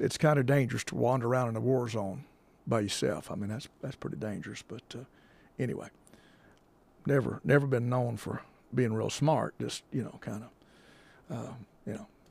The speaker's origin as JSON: {"language": "English", "country": "United States", "said": "being American"}